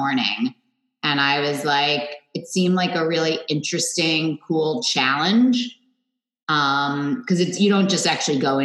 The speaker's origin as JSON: {"language": "English", "town": "New York City", "region": "New York", "country": "United States", "tie": "born or raised there", "moved": "as an adult", "lives_now": "Westport, Connecticut, United States", "said": "I grew up in Manhattan"}